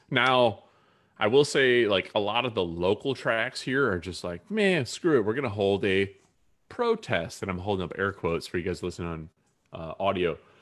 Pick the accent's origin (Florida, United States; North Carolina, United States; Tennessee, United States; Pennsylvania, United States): North Carolina, United States; Durham; I was a young kid in, growing up in Durham, North Carolina